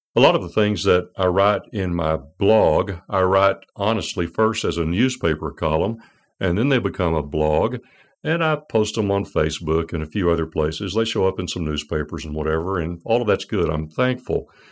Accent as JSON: {"language": "English", "country": "United States", "said": "as an American"}